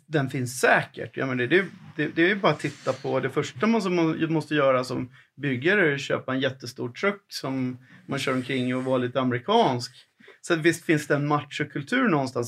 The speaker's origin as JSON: {"language": "Swedish", "country": "Sweden", "said": "vi som människor, som vanliga svenskar"}